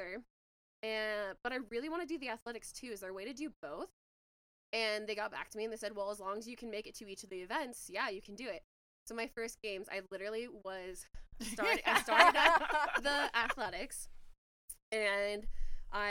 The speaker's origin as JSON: {"language": "English", "town": "Spokane", "region": "Washington", "country": "United States", "tie": "born or raised there", "said": "I'm from Spokane, Washington. and I went to Shadle Park"}